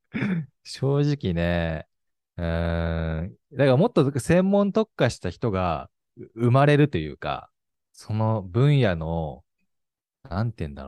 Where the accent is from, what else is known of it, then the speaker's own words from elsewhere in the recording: Osaka, Japan; moved away as an adult; now in Tokyo, Japan; 僕今東京で、出身大阪です。